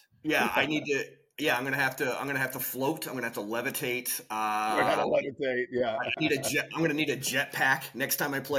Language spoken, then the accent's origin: English; Oklahoma, United States; now in Los Angeles, United States; I am from Oklahoma.